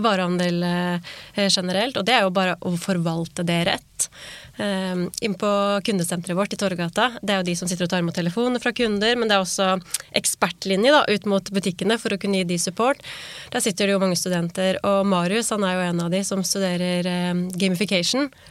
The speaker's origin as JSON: {"language": "Norwegian", "country": "Norway", "said": "vi nordmenn"}